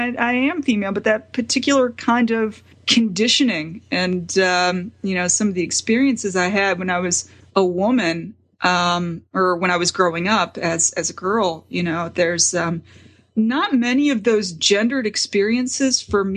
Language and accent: English; the South, United States; I'm from the South. I grew up in the Bible Belt.